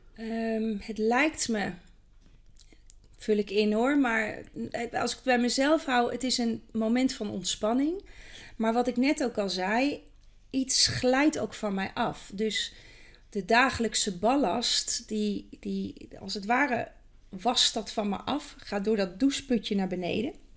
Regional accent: Kampen, Overijssel, Netherlands; geboren in Kampen, in het mooie Kampen.

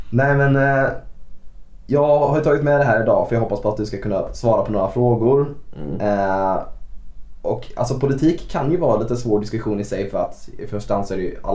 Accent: Bankeryd, Jönköping County, Sweden; now in Jönköping, Sweden; jag är ju från Bankeryd från början

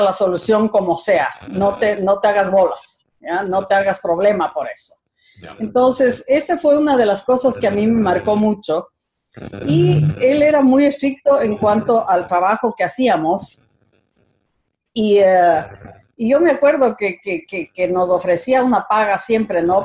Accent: Quito, Pichincha, Ecuador; moved away as an adult; Nací en Quito, soy quiteña, mucho orgullo

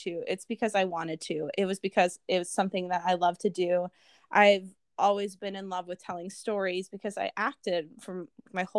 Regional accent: Vermont, United States; I grew up in Vermont where I played ice hockey on a girls' team and on a boys' team.

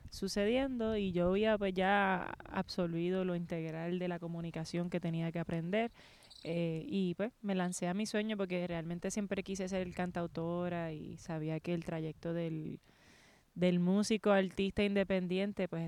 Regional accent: Guayama, Puerto Rico; also born or lived in Ponce / San Juan / Carolina; donde, me crié, yo diría la mayor parte de mi infancia fue en Guayama.

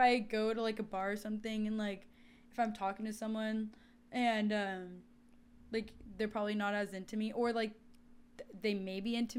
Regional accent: Seattle, Washington, United States; I'm from Seattle.

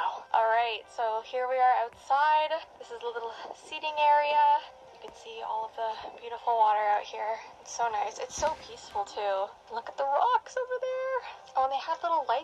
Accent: Canada; we're Canadian

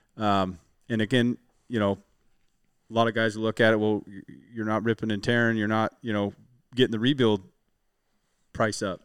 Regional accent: Western Washington, United States; I'm from Washington. We get a lot of rain here in, in, in Western Washington

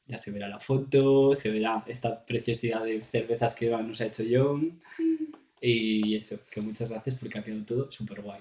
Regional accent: Spain; somos españoles

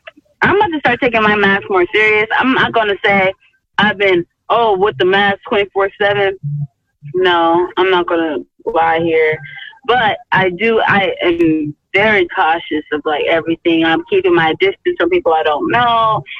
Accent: Georgetown, Guyana; I'm from Guyana. Oh, hey. Yeah, Georgetown, Struville

